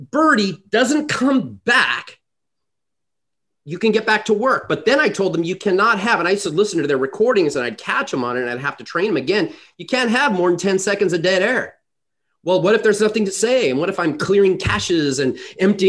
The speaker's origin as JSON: {"language": "English", "country": "United States", "said": "us Americans that are very direct and very to the point"}